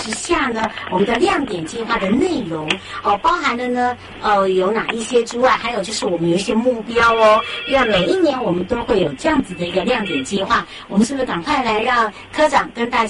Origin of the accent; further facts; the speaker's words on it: Hualien County, Taiwan; moved away; 我自己本身是花莲人